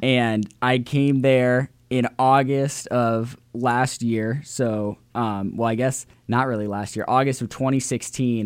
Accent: Central Illinois, United States; moved away as an adult; now in Indiana, United States; I was born and raised in Central Illinois, raised by a single mother

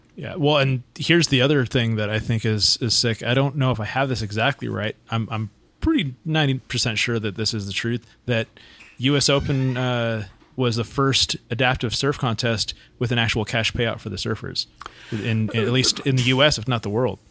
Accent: Santa Cruz, California, United States; also born or lived in Huntington Beach; now in San Diego area, United States; I grew up in Santa Cruz

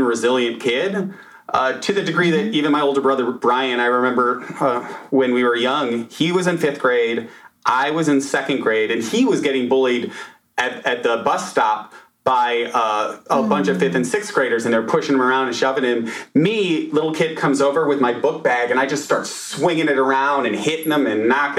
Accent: Chicago, Illinois, United States; also born or lived in Naperville, Illinois; now in New York City, United States; I grew up in Illinois, Chicago.

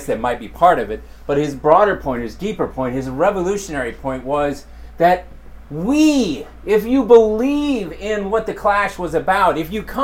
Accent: rural Montana, United States; moved away; I grew up on a farm and ranch in rural Montana

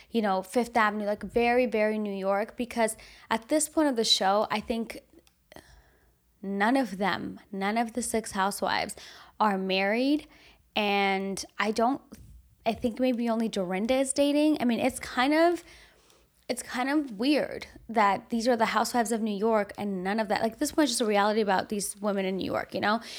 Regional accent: Armenia; born there; You know, I was born in Armenia, I've been to Armenia several times since

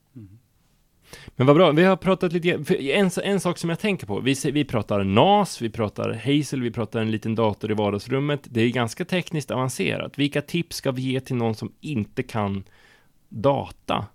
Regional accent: Hardemo, Örebro County, Sweden; kommer från en liten by utanför Örebro utanför Kumla som heter Hardemo

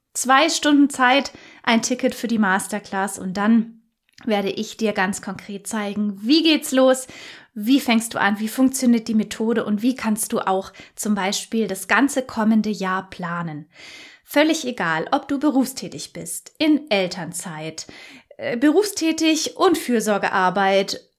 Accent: Germany; bei uns in Deutschland

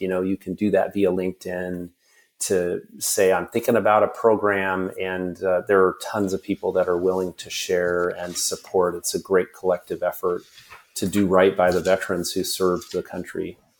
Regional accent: Washington, United States; my home state

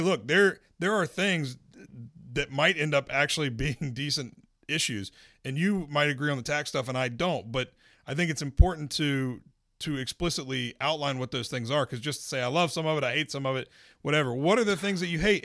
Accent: Winston-Salem, North Carolina, United States; moved away; My hometown, City of Winston-Salem

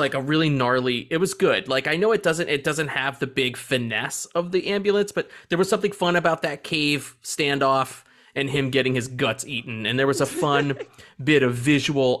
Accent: United States; I'm an American

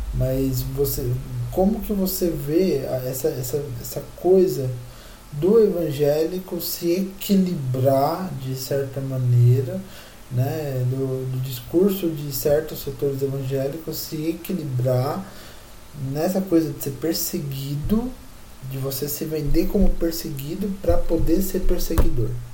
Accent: Brazil

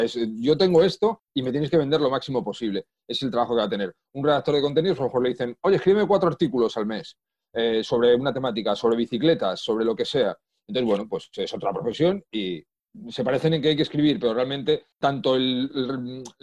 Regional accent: Madrid, Community of Madrid, Spain; born there; accent: Asturian; now in Asturias, Spain; Eh, nací en Madrid, he estado en muchísimos sitios, eh, aunque no me guste nada viajar, pero por, temas de la vida he estado en, en, bastantes sitios viviendo, pero yo nací en Madrid. Ahora llevo varios años ya en Asturias.

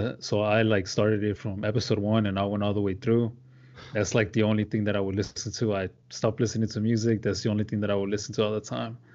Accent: deep south Texas, United States; I grew up in the deep south part of Texas, like, thirty minutes away from the Mexican border.

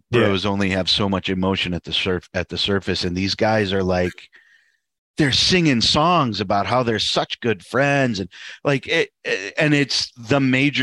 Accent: United States; as an American

